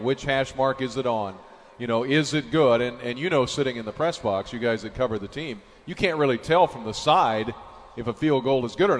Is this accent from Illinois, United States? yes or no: yes; Tolono, Illinois, United States; I grew up in Tolono, just south of Champaign